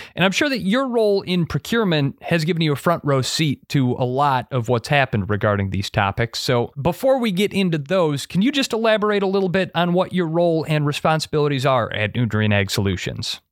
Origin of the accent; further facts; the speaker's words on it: Monroe, Wisconsin, United States; Monroe, Wisconsin, right in the heart of corn and dairy country.